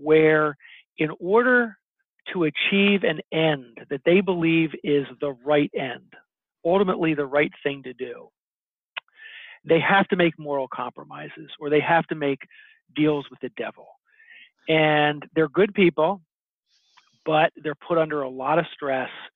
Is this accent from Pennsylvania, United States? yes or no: yes; Philadelphia, Pennsylvania, United States; Philadelphia, which is my hometown.